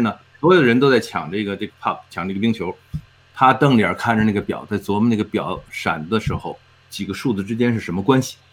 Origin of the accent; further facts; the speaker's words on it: China; now in Edmonton, Canada; 我们中国人